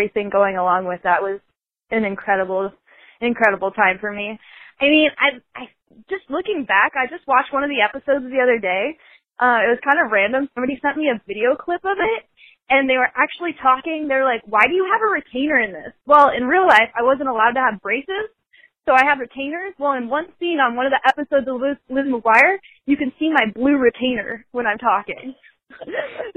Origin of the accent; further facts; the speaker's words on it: Indiana, United States; moved away; I'm actually originally from Indiana, little farm girl